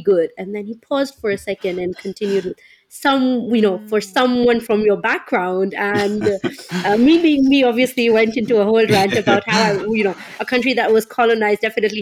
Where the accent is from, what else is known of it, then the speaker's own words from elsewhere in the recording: Kenya; I grew up in Kenya. I'm of Indian descent as well